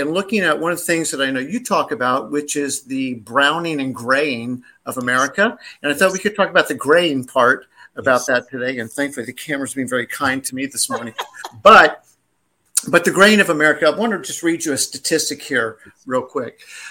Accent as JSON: {"language": "English", "region": "the South", "country": "United States", "said": "we're both from the South"}